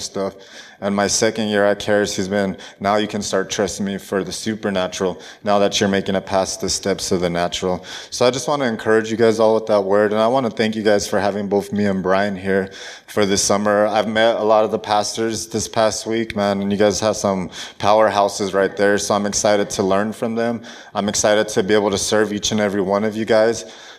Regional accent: El Paso, Texas, United States; now in Colorado Springs, United States; I'm originally from El Paso, Texas, but I moved down there to Colorado Springs

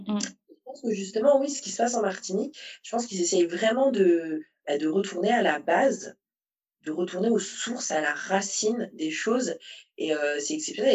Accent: Saint-Paul, Réunion; moved away as an adult; also born or lived in southern Île-de-France, France; now in France; je suis de Saint-Paul

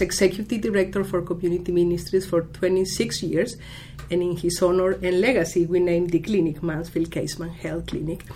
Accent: Costa Rica; moved away as an adult; also born or lived in Rockville, Maryland, United States; now in United States; I'm originally from Costa Rica and came here 28 years ago

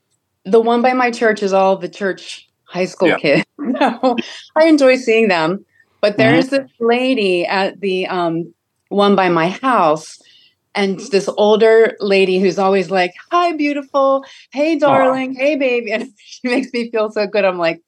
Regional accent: Maryland, United States; moved away as an adult; now in New Jersey, United States; I grew up in Maryland, but no one has an accent here.

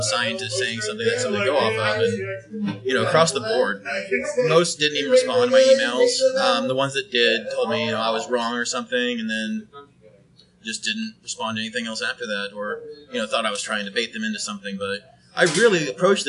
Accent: Oklahoma City, Oklahoma, United States; also born or lived in Norman, Oklahoma; I grew up here in Oklahoma, Oklahoma City area mainly

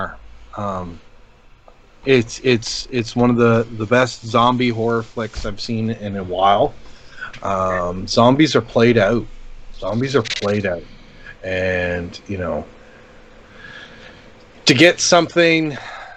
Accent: Canada; I'm Canadian and I kind of got the Canadian sensibilities behind it

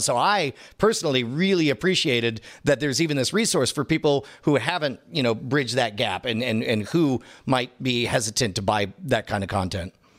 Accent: Katy, Texas, United States; Katy, Texas. Fun fact, that's my hometown. I went to Katy High School

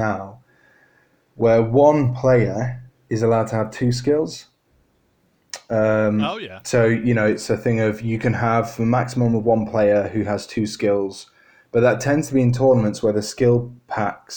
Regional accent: Harrogate, Yorkshire and the Humber, United Kingdom; moved away as an adult; also born or lived in Birmingham; when I moved away from my hometown over in Harrogate, I moved down to Birmingham for Warwick University

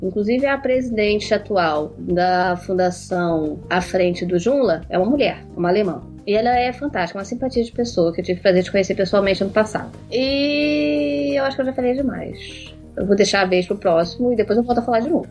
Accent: Rio de Janeiro, Brazil; no Rio de Janeiro, sou carioca uh, ah, resido no Rio

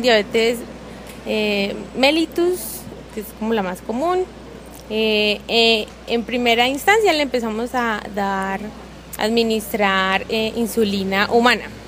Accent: Cúcuta, Norte de Santander, Colombia; now in Medellín, Colombia; hace tres años que yo llegué acá a la ciudad de Medellín, nosotras somos de Cúcuta

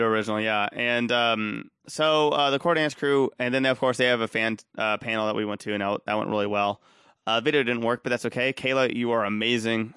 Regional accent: Austin, Texas, United States; I'm from Austin

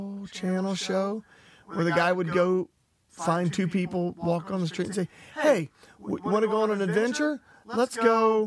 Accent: Charleston, West Virginia, United States; moved away; also born or lived in Arnold, Missouri; my hometown in Charleston

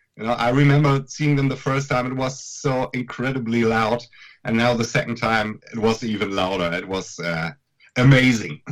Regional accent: Münster, North Rhine-Westphalia, Germany; our festival that we're doing in our hometown Münster

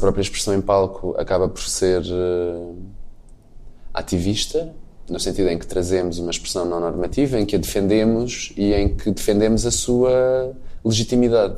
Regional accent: Portugal; enquanto português, enquanto branco

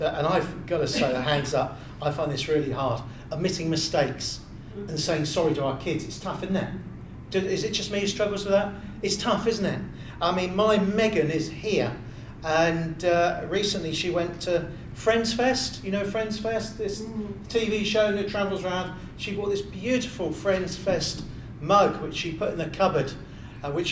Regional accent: Bournemouth, South West England, United Kingdom; moved away; also born or lived in Littlehampton, Sussex; I'm from Bournemouth originally. I moved to Littlehampton in Sussex

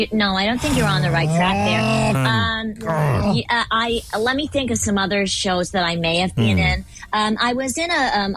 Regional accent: United Kingdom; I'm British, yeah, British.

